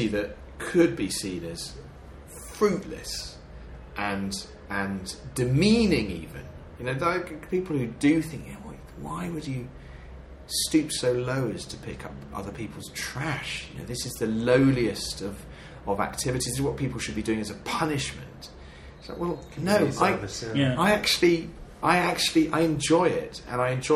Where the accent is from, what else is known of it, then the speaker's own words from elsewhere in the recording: Devon, South West England, United Kingdom; now in London, United Kingdom; I'm from Devon, and I gardened as a child, I gardened as a teenager